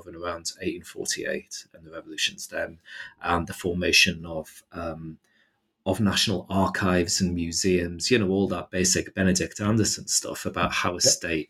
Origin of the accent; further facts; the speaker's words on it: United Kingdom; the kind of imaginaries of empire with which you kind of like suck in with your mother's milk as a British person